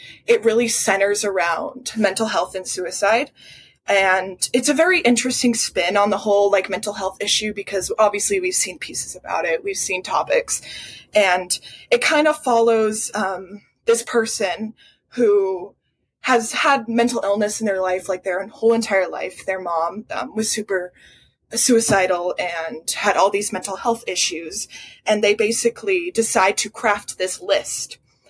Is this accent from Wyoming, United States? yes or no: yes; Wyoming, United States; born or raised there